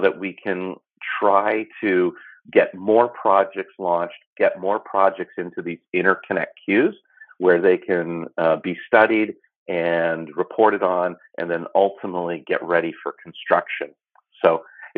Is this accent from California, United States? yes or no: yes; California, United States; I'm from California